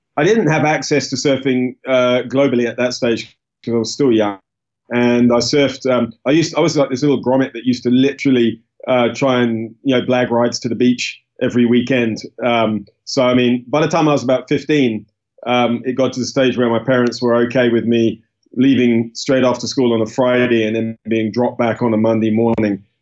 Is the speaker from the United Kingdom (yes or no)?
yes; United Kingdom; I was born in the UK. Uh, I'm British